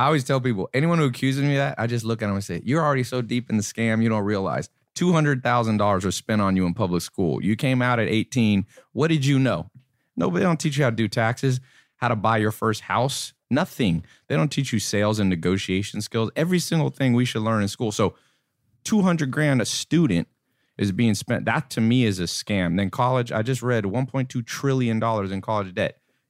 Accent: North Carolina, United States; also born or lived in Los Angeles / San Diego; And then lived in San Diego for a little while and then went to North Carolina. Mm. And so lived in a mobile home there growing up.

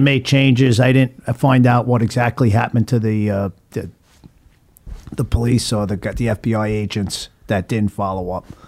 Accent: Long Island, New York, United States; also born or lived in Oregon; now in Florida, United States; I grew up in Long Island, uh, and I moved to Florida in about nineteen ninety-nine

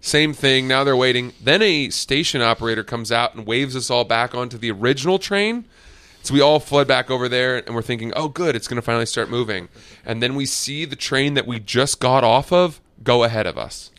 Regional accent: New York, United States; I'm a New Yorker.

